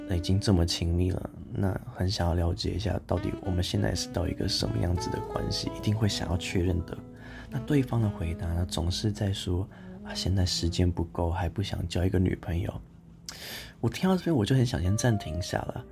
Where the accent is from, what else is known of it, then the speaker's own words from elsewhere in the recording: Taichung, Taiwan; moved away as an adult; also born or lived in Tainan; now in Taipei, Taiwan; 我是台中人嘛，我大学在台南读，然后现在研究所在台北读